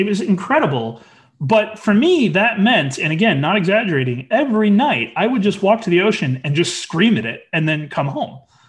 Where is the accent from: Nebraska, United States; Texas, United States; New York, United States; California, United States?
California, United States; Our prior, we came from Orange County, which had 3 million people.